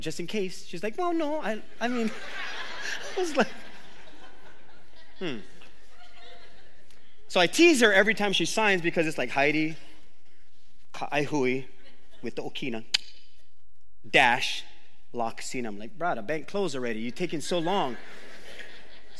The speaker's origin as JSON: {"language": "English", "area": "Oahu", "region": "Hawaii", "country": "United States", "tie": "born or raised there", "said": "That's the Waimanalo in me. I grew up on Oahu."}